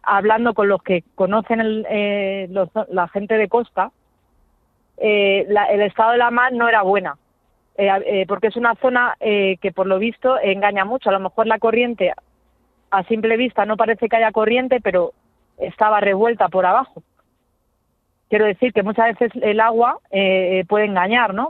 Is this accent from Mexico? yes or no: no; Getafe, Community of Madrid, Spain; nosotros somos de Getafe